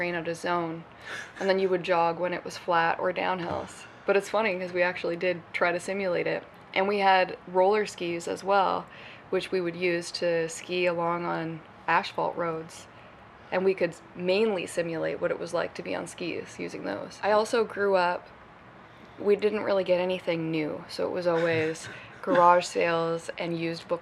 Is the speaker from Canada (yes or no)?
yes; North Bay, Ontario, Canada; I grew up in Northern Ontario. Spent most of my childhood in the forest